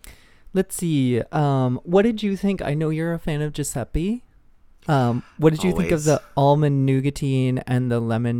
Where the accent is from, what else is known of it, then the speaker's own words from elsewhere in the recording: Minnesota, United States; I wanted to be a surfer kid growing up in Minnesota.